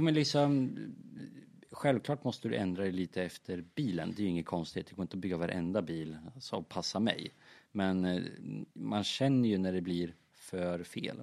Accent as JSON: {"language": "Swedish", "country": "Sweden", "said": "vi kom från Sverige"}